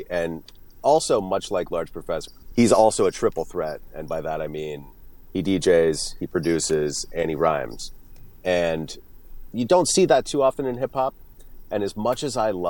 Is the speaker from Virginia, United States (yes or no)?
no; Florida, United States; now in Western Massachusetts, United States; I grew up mainly in Florida